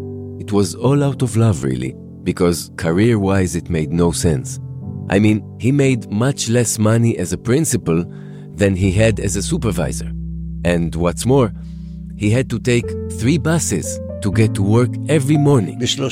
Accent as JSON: {"language": "English", "country": "Israel", "tie": "born or raised there", "also_born_or_lived": "United States", "said": "I was born in the United States on January 1st, 1932. We came back to pre-state Israel when I was 3, and we've been here ever since."}